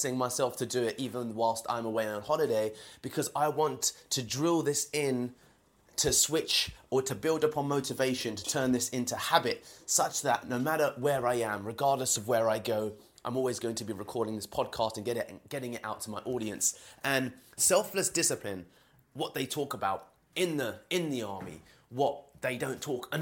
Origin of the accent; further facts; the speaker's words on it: London, United Kingdom; I'm from London, as you can hear from my accent.